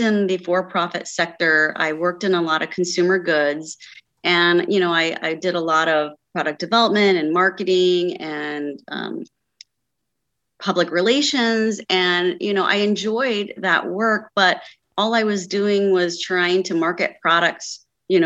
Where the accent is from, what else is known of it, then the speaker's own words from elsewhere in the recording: Cincinnati, Ohio, United States; moved away as an adult; now in Northern Kentucky, United States; So I grew up in the Cincinnati, Ohio area